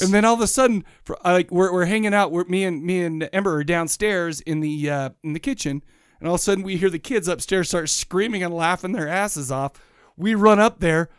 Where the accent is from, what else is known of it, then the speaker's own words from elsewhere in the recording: Farmington, Utah, United States; Farmington, growing up in Farmington has given me a lot of, uh, it, it taught me manners